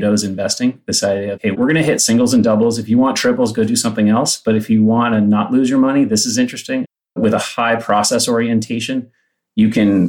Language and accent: English; Palo Alto, California, United States; I grew up in Palo Alto. I was a public high school kid